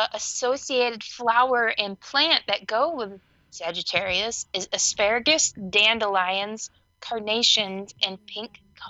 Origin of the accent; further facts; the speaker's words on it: Midwest, United States; I'm also from the Midwest